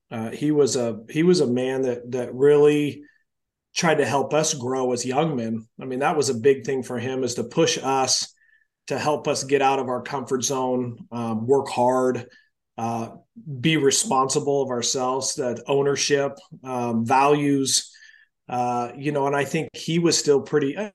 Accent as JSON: {"language": "English", "town": "Portland", "region": "Oregon", "country": "United States", "tie": "born or raised there", "also_born_or_lived": "Seattle area", "moved": "as an adult", "said": "born and raised in Portland, Oregon."}